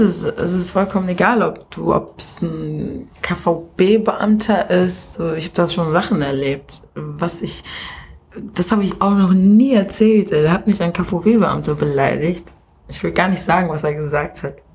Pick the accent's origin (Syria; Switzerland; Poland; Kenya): Kenya; now in Germany; ich in Kenia einfach geboren bin und nicht hier als Kenia-Deutsche zur Welt gekommen bin